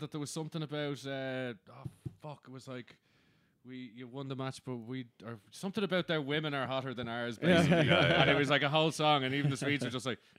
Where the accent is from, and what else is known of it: Ireland